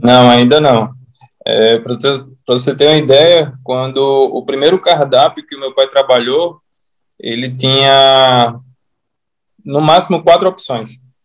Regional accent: Natal, Rio Grande do Norte, Brazil; Eu sou natural de Natal.

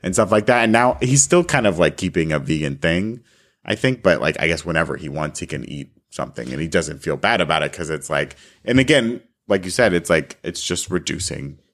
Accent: South Florida, United States; now in California, United States; I grew up in South Florida

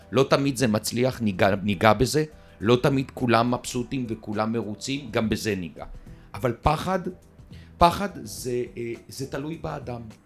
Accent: Haifa, Haifa District, Israel; אני חיפאי במקור, מהכרמל

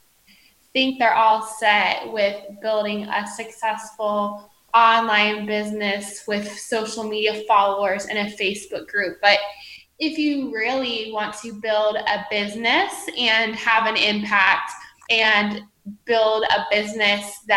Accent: Columbus, Ohio, United States; I grew up in the Midwest in Columbus, Ohio

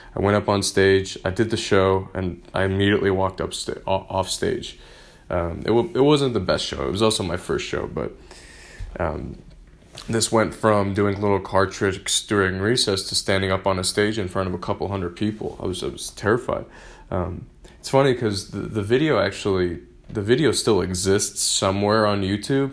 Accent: Michigan, United States; I grew up in Michigan

